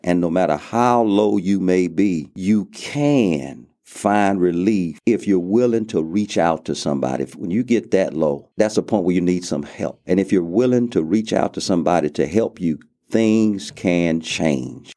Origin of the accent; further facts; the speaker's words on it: Lake Charles, Louisiana, United States; moved away as an adult; now in Abilene, United States; I grew up in Lake Charles, Louisiana